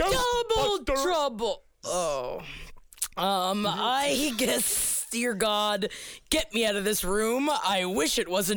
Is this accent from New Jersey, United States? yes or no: no; New York City, New York, United States; I grew up in Queens.